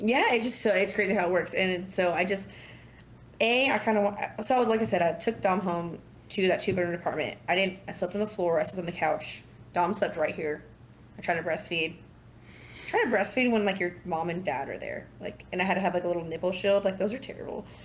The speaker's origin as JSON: {"language": "English", "area": "Southern Orange County", "region": "California", "country": "United States", "tie": "born or raised there", "moved": "as an adult", "lives_now": "Dallas, United States", "said": "growing up in Southern Orange County"}